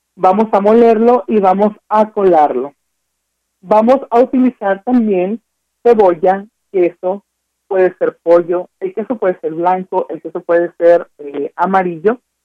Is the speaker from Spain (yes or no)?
no; Mexico; nosotros consumimos como mexicanos